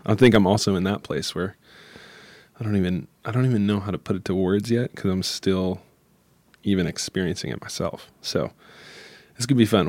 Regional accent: Michigan, United States; I'm from Michigan, and where the little town I'm from is, um, has a lot of different worlds in it, but it still is, you know, twenty thousand people

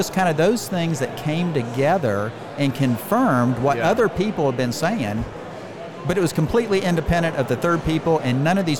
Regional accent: Leesburg, Florida, United States; Leesburg, Florida.

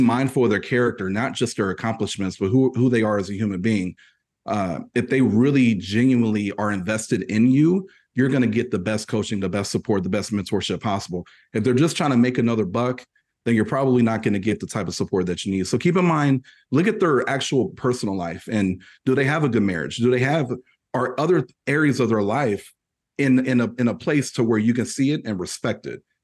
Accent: Purdue University country, Indiana, United States; I'm from, I'm from Purdue University country. So if you know anything about the Boilermakers, that's where I currently reside. That's where I was born too

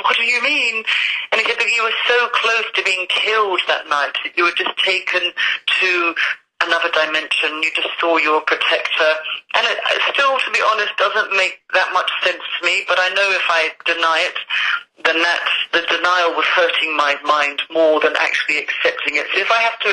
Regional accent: London, United Kingdom; now in Scotland, United Kingdom; I am a Londoner who loves the sunshine. I don't know why I live in Scotland

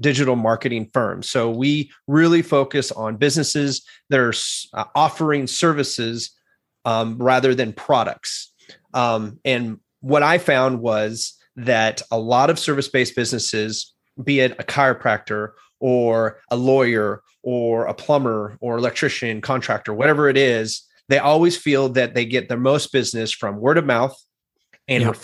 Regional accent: California, United States; moved away as an adult; also born or lived in Anchorage, Alaska; now in Springfield, Illinois, United States; I grew up in California

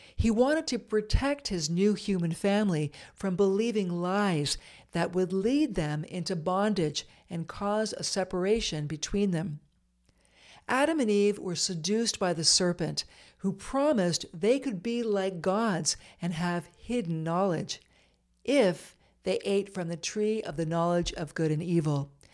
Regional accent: Eastern Ontario, Canada; moved away; I moved back to Eastern Ontario and began managing the newsroom at a small chum radio station near my hometown

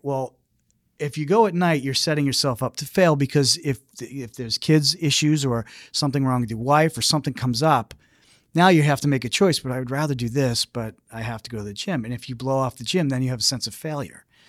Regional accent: Ireland; being Irish

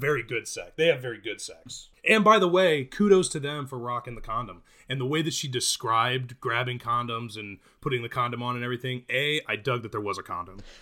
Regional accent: Midwest, United States; now in California, United States; I'm from the Midwest

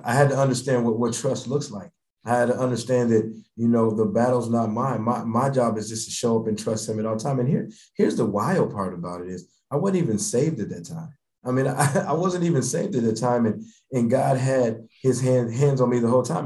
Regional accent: Denver, Colorado, United States; moved away; Grew up in Denver, Denver, Colorado

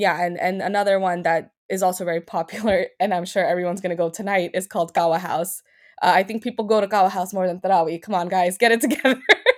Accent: Pakistan; Every time I go, they ask me where I'm from. And I'm like, yeah, I'm from Pakistan.

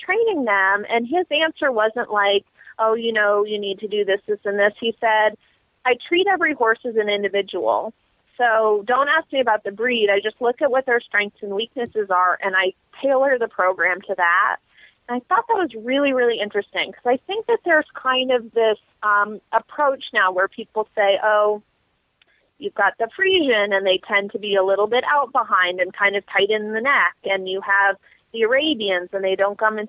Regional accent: Massachusetts, United States; moved away; I grew up in Massachusetts

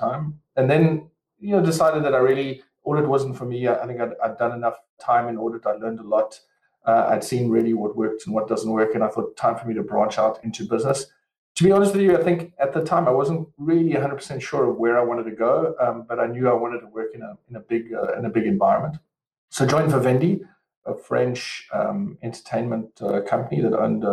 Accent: Western Cape, South Africa; moved away as an adult; as you can probably hear from my accent, I'm originally from South Africa, raised, grown, etc. in the sunny Cape down in South Africa.

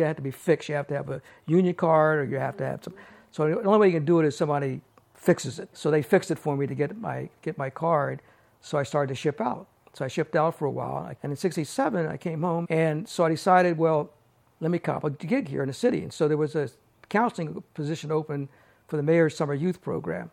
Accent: Maryland, United States; moved away as an adult; also born or lived in Takoma Park, Maryland; now in San Francisco, United States; I was born in Maryland. Lived in Maryland until I was about 19 years old

